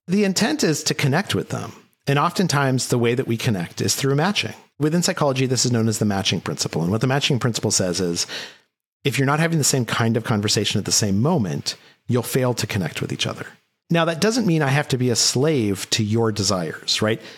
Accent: Albuquerque, New Mexico, United States; Albuquerque, New Mexico. I went to Valley High School

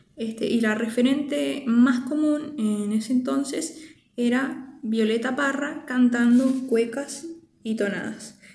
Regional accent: Andacollo, Neuquén, Argentina; soy oriunda de Andacoyo, de la provincia de, de Neuquén

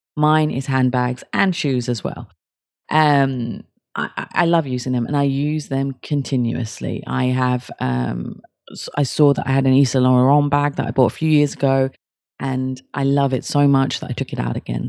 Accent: Kent, South East England, United Kingdom; I'm from Kent, which is outside London

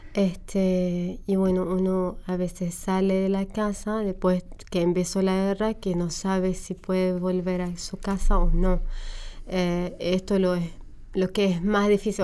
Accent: Homs, Homs Governorate, Syria; Spanish is a second language; moved away as an adult; also born or lived in Damascus; now in Argentina; viví en Homs hasta que terminé la universidad y me fui a Damasco a trabajar

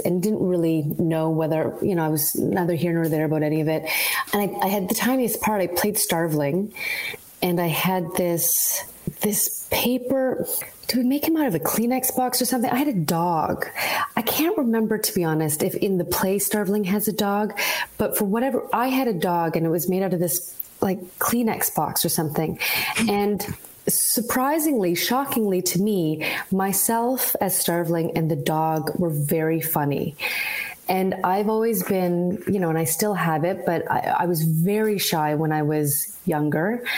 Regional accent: Vancouver, British Columbia, Canada; also born or lived in Halifax, Nova Scotia; now in Toronto, Canada; So I grew up in BC. I grew up in Vancouver. I was born in Halifax and I moved to Vancouver probably when I was about eight years old.

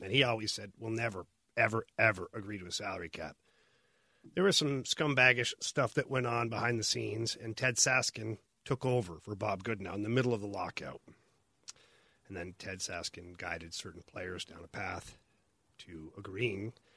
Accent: Ottawa, Ontario, Canada; I grew up in Ottawa

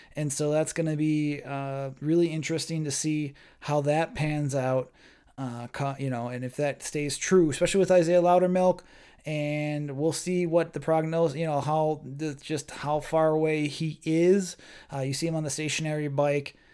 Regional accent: Milwaukee, Wisconsin, United States; being in Milwaukee, uh, born and raised, uh, that's my hometown right there.

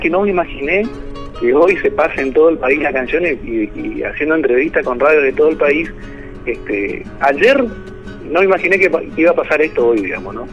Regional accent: Rawson, Chubut, Argentina; soy un artista de la ciudad de Rawson, capital del Chubut soy músico patagónico

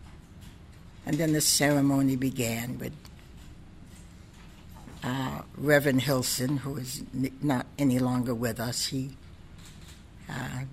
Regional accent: Portsmouth, New Hampshire, United States; I'm from Portsmouth, and I've been through some trials and tribulations myself here growing up

